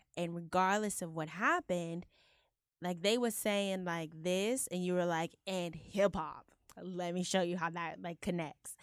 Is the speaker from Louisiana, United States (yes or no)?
no; Houston, Texas, United States; Houston, home, my hometown